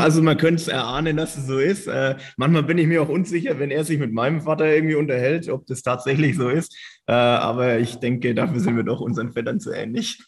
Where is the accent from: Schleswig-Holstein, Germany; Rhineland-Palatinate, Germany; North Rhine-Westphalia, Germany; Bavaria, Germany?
Bavaria, Germany; Reckendorf; ich komme aus Reckendorf ursprünglich